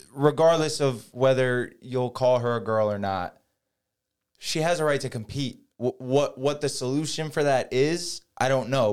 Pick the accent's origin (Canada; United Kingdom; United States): United States; Jackson, New Jersey; I grew up in Jackson, New Jersey